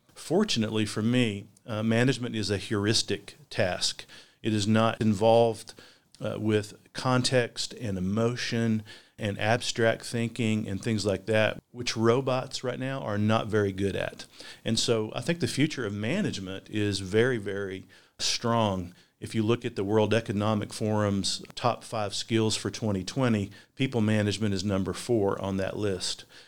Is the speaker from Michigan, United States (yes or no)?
no; Hazard, Kentucky, United States; also born or lived in Virginia; now in Richmond, United States; I'm a product of Eastern Kentucky. I grew up in Perry County or Hazard.